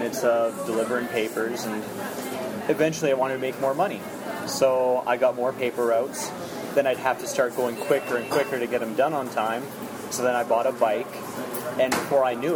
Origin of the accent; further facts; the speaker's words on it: Kelowna, British Columbia, Canada; also born or lived in Saskatoon / Calgary; I grew up in Kelowna. I was born in Saskatoon, but we moved here by the time I was like 1 year old